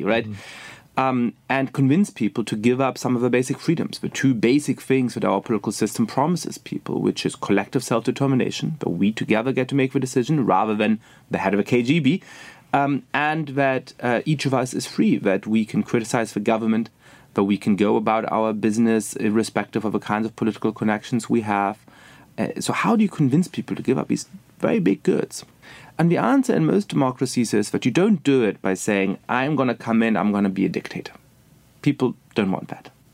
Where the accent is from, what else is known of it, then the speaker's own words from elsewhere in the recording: Germany; moved away as an adult; also born or lived in England / Poland; now in United States; I was born and raised in Germany